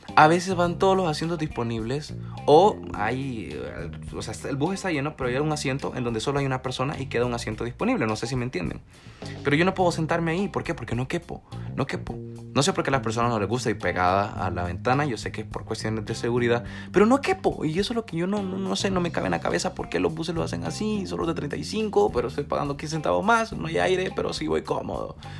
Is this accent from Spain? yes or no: no; El Salvador; como salvadoreños